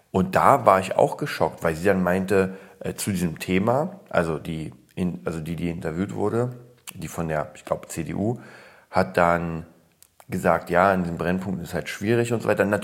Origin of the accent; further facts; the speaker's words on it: Berlin, Germany; also born or lived in Poland; Ich komme ja aus Polen, wurde da geboren und kam dann rüber mit drei. Deswegen fühle ich mich als Berliner.